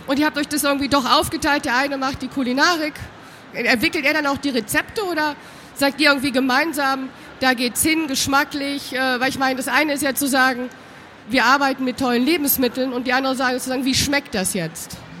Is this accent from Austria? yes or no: no; Düsseldorf, North Rhine-Westphalia, Germany; Jetzt haben wir hier drei Rheinländer, müssen wir ganz ehrlich sagen. Wir kommen aus Düsseldorf